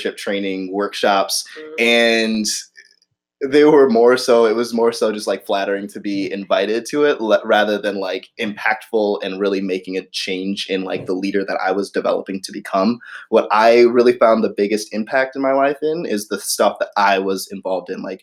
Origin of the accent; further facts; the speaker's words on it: St. Louis, Missouri, United States; moved away; I'm originally from St. Louis